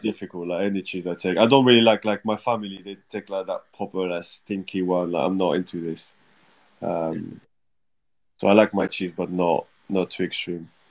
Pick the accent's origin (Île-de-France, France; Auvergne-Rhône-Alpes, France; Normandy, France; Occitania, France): Normandy, France; English is a second language; now in Bournemouth, United Kingdom; I'm like from Normandy